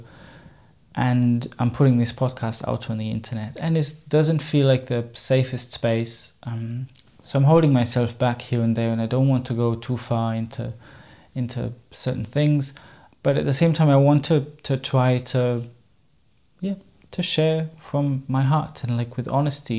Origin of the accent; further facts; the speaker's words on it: Germany; first language German; English is a second language; moved away as an adult; I'm obviously not a native English speaker. German is my mother tongue.